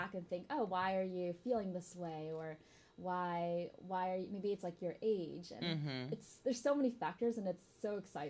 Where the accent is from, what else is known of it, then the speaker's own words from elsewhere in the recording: Michigan, United States; now in San Francisco, United States; From Michigan.